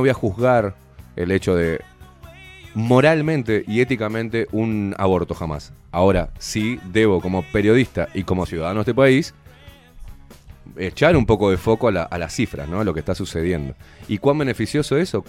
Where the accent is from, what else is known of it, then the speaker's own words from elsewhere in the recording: Uruguay; como uruguayo